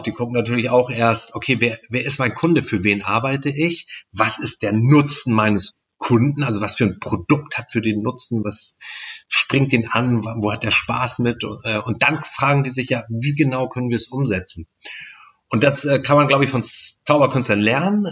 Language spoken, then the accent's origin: German; Stockelsdorf, Schleswig-Holstein, Germany; Ich komme aus Stockelsdorf